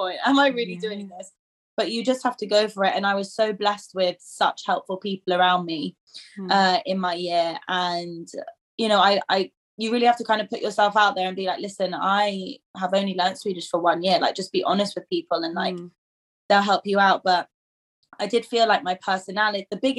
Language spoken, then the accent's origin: English; England, United Kingdom; moved away as an adult; now in Sweden; I'm actually born here, but I grew up in England, so like we moved to England when I was like one